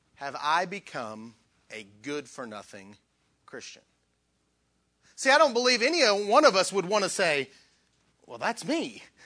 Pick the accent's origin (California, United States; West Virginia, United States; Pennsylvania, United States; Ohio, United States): West Virginia, United States; Southern; I'm from West Virginia. uh, Southern West Virginia.